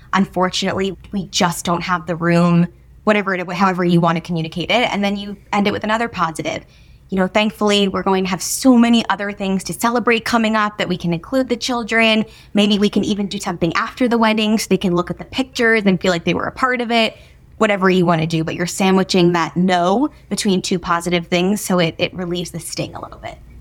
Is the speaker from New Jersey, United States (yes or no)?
yes; New Jersey, United States; moved away as an adult; now in New York City, United States; I grew up in New Jersey, so moving to New York City was not a, a big thing